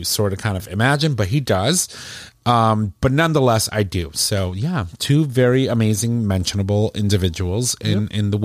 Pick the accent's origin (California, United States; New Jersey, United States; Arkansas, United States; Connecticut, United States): Connecticut, United States; New Haven; I was born in New Haven